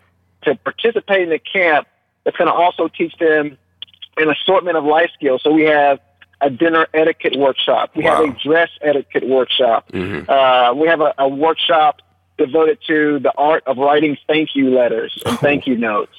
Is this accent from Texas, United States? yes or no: yes; Mount Pleasant, Texas, United States; Mount Pleasant, Texas, my hometown.